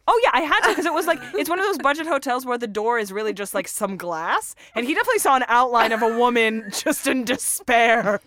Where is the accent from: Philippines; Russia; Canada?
Russia; English is a second language; moved away; I'm originally from Russia